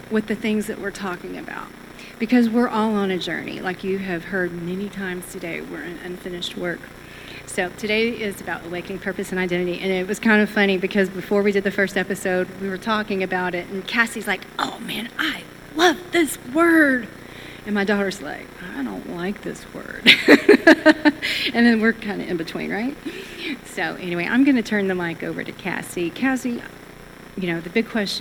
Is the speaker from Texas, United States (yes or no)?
yes; Texas, United States; I'm Texan